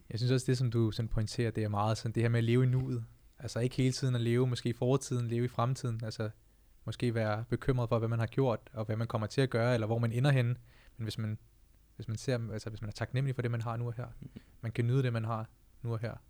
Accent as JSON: {"language": "Danish", "country": "Denmark", "tie": "born or raised there", "said": "jeg er født og opvokset i Danmark, men mine forældre er fra Indien, fra Punjab"}